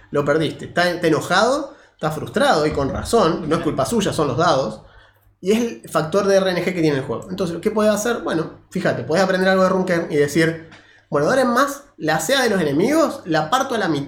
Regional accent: Argentina; somos argentinos

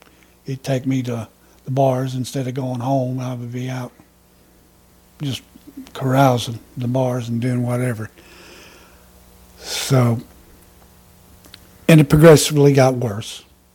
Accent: Roswell, New Mexico, United States; born there; also born or lived in Texas / Clovis; Well, I was born in Roswell, New Mexico. Of course, my dad was in the Air Force, so I'm an alien. I'm just passing through.

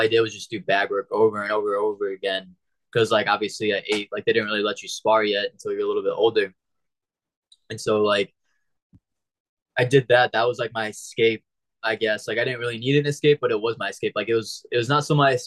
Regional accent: St. Louis, Missouri, United States; moved away as an adult; also born or lived in Springfield, Missouri; now in South Florida, United States; I left my hometown of St. Louis, went to Springfield, which is like 3 hours southwest

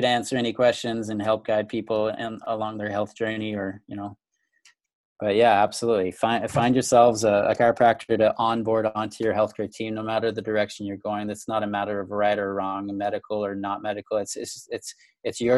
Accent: Canada; now in Grand Rapids, United States; I'm originally Canadian, for all those who are listening and wondering where I'm from. Grew up in Canada, but I now live in the US

